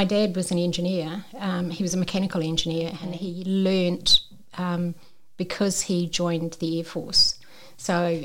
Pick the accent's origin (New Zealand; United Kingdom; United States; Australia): New Zealand; accent: Kiwi; I'm a Kiwi, as you can probably tell by the accent